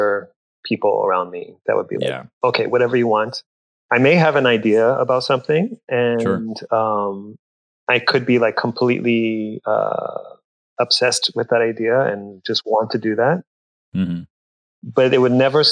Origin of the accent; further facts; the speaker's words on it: Corpus Christi, Texas, United States; growing up in South Texas, I would often be misidentified